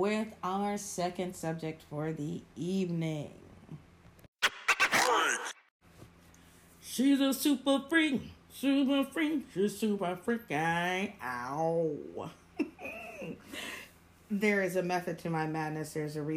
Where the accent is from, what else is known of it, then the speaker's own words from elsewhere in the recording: Florida, United States; I'm from Florida